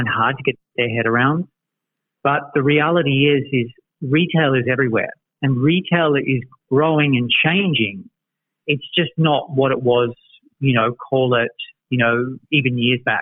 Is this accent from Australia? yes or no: yes; Australia; now in United States; resident Aussie in the NuORDER office